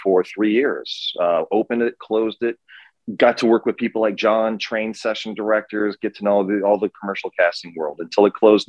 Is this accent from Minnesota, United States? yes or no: yes; Minnesota, United States; moved away as an adult; also born or lived in Ireland; now in Los Angeles, United States; I'm originally from Minnesota, grew up in a one-stop Lake County.